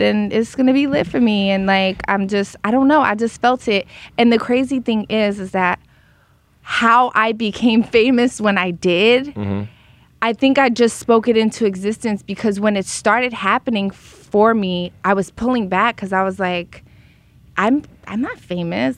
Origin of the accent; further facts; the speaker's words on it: Philadelphia, Pennsylvania, United States; now in Los Angeles, United States; I grew up in Philly, which is integrated and segregated